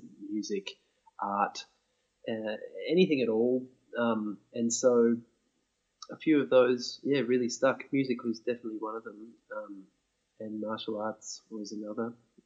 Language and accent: English; Brisbane, Queensland, Australia; from Brisbane in Queensland, Australia, and I grew up there